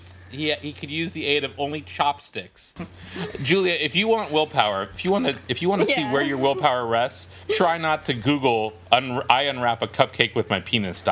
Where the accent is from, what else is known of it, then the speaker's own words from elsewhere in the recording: Bay Area, California, United States; when I was a kid growing up in the Bay Area